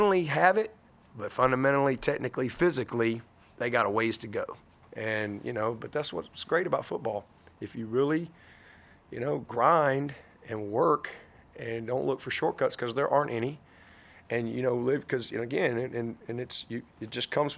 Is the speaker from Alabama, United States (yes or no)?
yes; Alabama, United States; moved away as an adult; now in South Carolina, United States; coming from Alabama, you know, growing up Alabama-Auburn my whole life